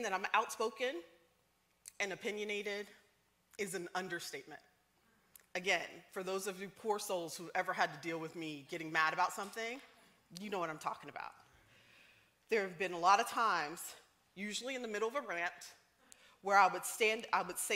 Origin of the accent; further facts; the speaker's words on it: the South, United States; I'm from the South.